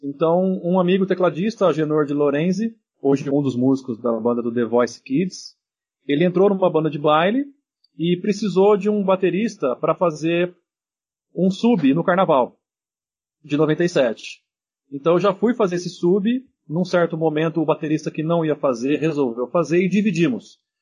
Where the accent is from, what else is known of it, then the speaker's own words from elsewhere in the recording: Viradouro, São Paulo, Brazil; Eu ia em muitos bailes na cidade de Viradouro, onde eu nasci